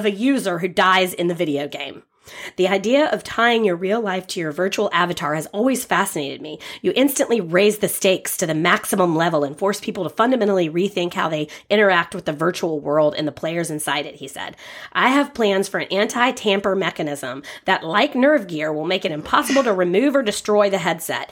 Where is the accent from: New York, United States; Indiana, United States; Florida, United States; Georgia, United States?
Georgia, United States; Atlanta; now in Walnut Grove, United States; we come from the big city. Like, we're from Atlanta